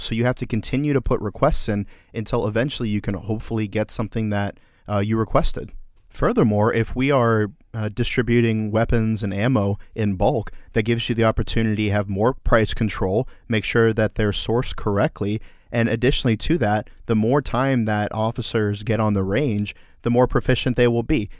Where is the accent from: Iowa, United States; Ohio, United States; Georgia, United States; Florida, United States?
Florida, United States; Orlando; my hometown of Orlando, Florida